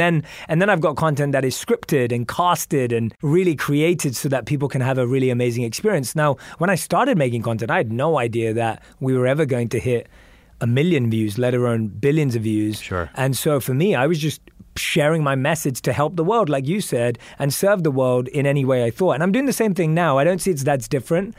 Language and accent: English; London, United Kingdom; moved away as an adult; also born or lived in New York, United States; now in Los Angeles, United States; I grew up in London. I'm used to grey skies, rain